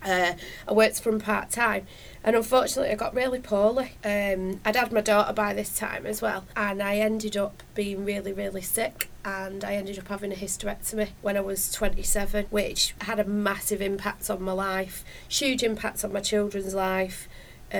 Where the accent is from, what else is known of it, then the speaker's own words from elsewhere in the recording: Oldham, North West England, United Kingdom; I was born and bred in Oldham, so I'm a Greater Manchester girl.